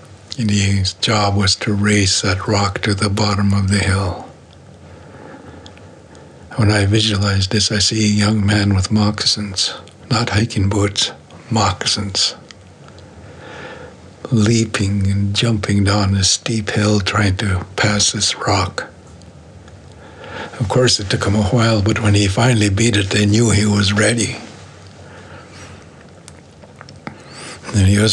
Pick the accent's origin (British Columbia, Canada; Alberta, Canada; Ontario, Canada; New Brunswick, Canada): British Columbia, Canada; Coast Mountains; I'm from the Coast Mountains